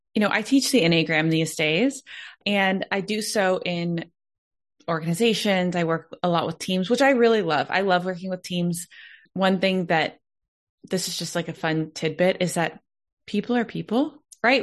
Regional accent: Dallas, Texas, United States; I was born and raised in Texas, like from Dallas

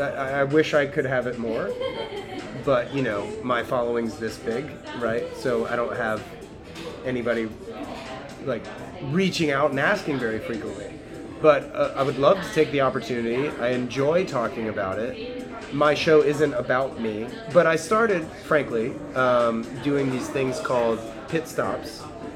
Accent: the South, United States; now in California; I grew up in the South in a family that's like not, we don't operate that way.

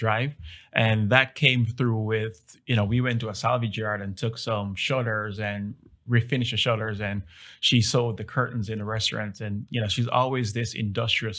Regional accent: Jamaica; now in Dallas, United States; I'm from Jamaica originally

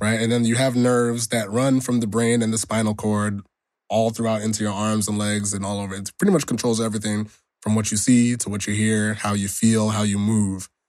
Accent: Nigeria; I'm Nigerian

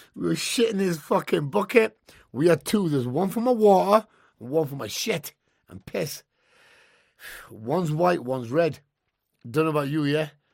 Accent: Newcastle, North East England, United Kingdom; I'm from Newcastle, just used to white lads

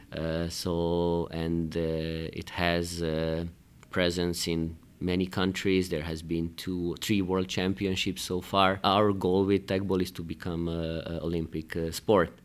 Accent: Hungary; moved away as an adult; also born or lived in Belgrade, Serbia; now in Luxembourg; I was born in Belgrade, in, in Serbia. Then, uh, I spent my life, most of my career, most of my education in Hungary.

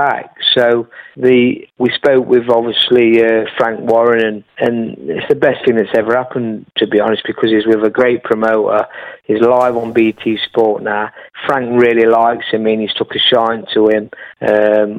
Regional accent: Newark, East Midlands, United Kingdom; my hometown of Newark

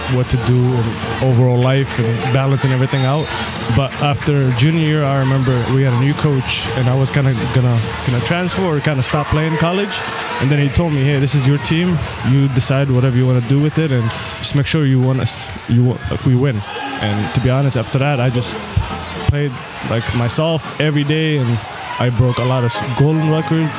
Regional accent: Mogadishu, Banaadir, Somalia; also born or lived in Cairo, Egypt / Omaha, Nebraska; now in United States; I was born in Mogadishu, Somalia, and then from there I moved to Egypt, Cairo, Egypt, and I lived there for about 6 years. And then we came to America in 2007 as refugees

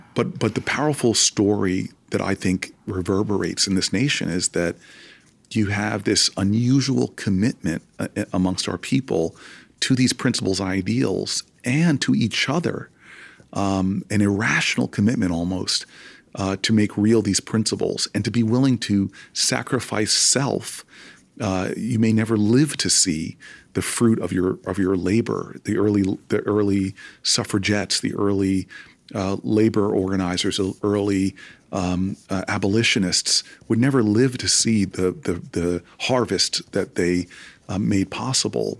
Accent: Harrington Park, New Jersey, United States; my parents raising four, uh, raising two African-American boys, uh, in a white community

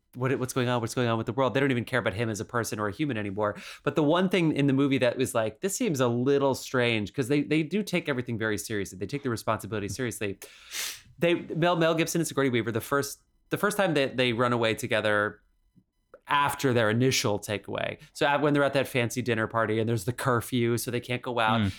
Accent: United States; as an American watching this

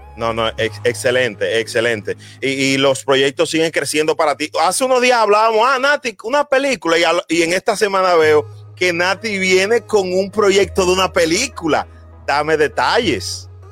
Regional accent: Dominican Republic; nosotros siempre estamos sonriendo los dominicanos

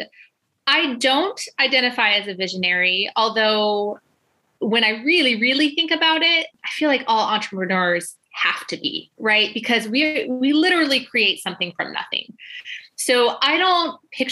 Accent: Illinois, United States; moved away as an adult; we moved to the States and sort of accidentally ended up in my hometown.

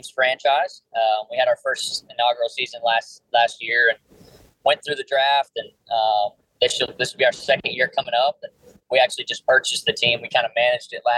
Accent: North Carolina, United States; I'm from North Carolina

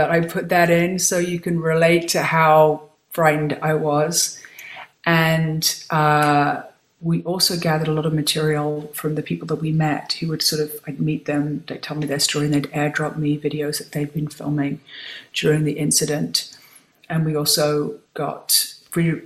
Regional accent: United Kingdom; also born or lived in New York; now in California, United States; I'm a Brit

